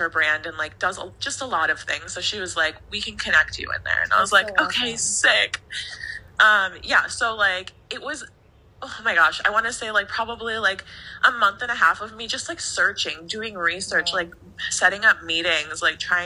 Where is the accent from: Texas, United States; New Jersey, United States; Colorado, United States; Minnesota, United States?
Minnesota, United States; I'm from Minnesota.